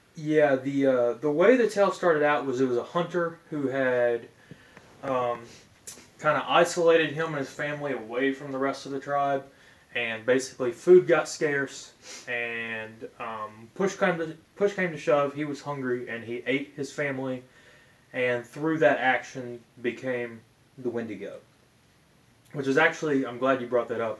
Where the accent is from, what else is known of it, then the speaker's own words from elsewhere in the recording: Appalachian Mountain regions, United States; I grew up in the Appalachian Mountain regions